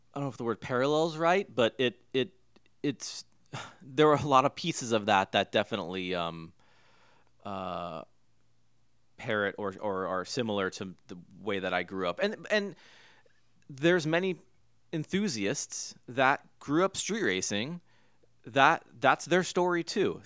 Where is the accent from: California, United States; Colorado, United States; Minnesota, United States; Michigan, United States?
California, United States; Huntington Beach; I grew up in Huntington Beach, California